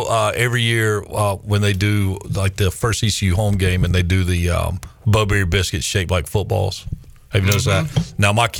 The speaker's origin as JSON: {"language": "English", "town": "Charlotte", "region": "North Carolina", "country": "United States", "tie": "born or raised there", "said": "growing up in Charlotte, I do remember going to WCW matches in the studio, at the TV station, watching them there."}